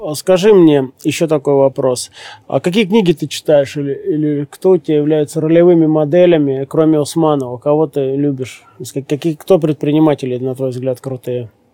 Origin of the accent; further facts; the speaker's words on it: Siberia, Russia; Я тоже сибиряк